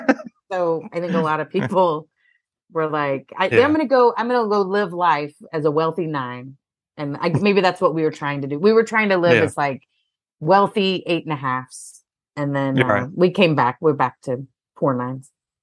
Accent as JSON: {"language": "English", "region": "Texas", "country": "United States", "also_born_or_lived": "Los Angeles", "moved": "yes", "said": "I'm from Texas, so Hollywood was a dream"}